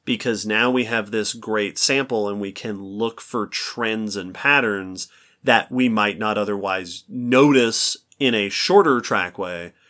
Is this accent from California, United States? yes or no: no; New York, United States; I grew up in New York